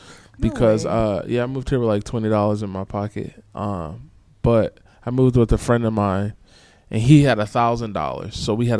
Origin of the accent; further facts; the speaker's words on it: Milwaukee, Wisconsin, United States; moved away as an adult; now in Los Angeles, United States; I'm from the Midwest, so I'm from Milwaukee. I've been in LA for